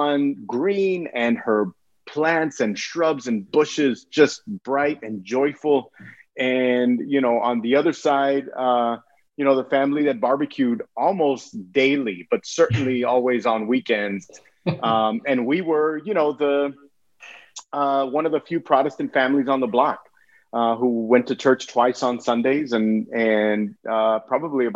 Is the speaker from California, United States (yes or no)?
no; Brownsville, Texas, United States; I was born in Brownsville, Texas.